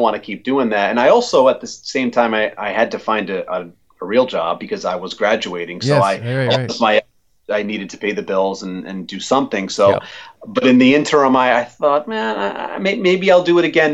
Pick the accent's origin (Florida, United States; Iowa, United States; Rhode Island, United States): Rhode Island, United States; Warren; where I grew up in Warren.